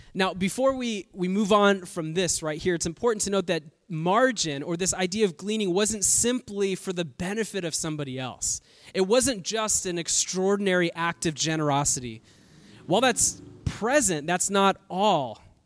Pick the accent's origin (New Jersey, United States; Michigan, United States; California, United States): California, United States; Bay Area; now in Southern California, United States; I've been in California my entire life. Uh, I'm from the Bay Area